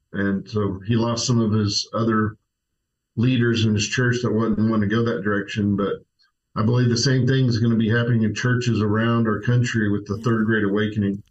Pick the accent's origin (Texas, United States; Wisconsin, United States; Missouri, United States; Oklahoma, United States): Oklahoma, United States; Tulsa; moved away; grew up in Tulsa